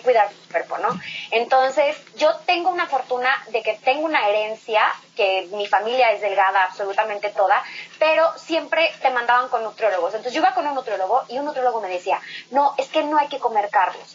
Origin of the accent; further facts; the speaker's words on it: Morelia, Michoacán, Mexico; moved away as an adult; me fui de Morelia a los 17 años, perdón, a los 19 años